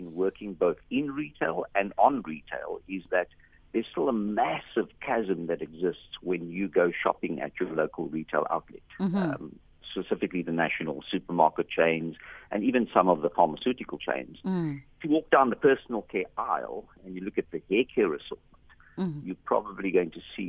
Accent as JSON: {"language": "English", "country": "South Africa", "said": "because we are South African, the company is locally owned and managed"}